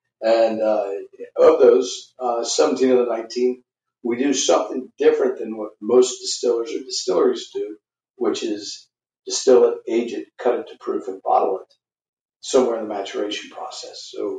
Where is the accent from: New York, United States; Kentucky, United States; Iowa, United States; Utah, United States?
Kentucky, United States; And it was really growing up in Kentucky, bourbon's everywhere. I think I thought everybody drank it.